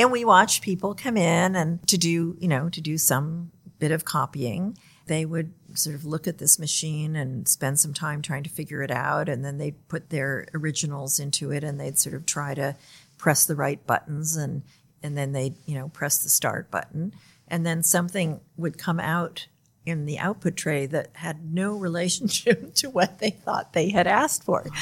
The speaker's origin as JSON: {"language": "English", "country": "United States", "said": "I'm from the United States"}